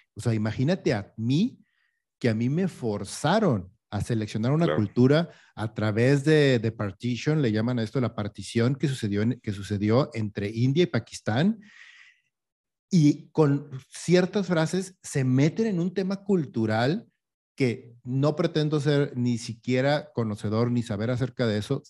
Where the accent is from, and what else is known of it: Mexico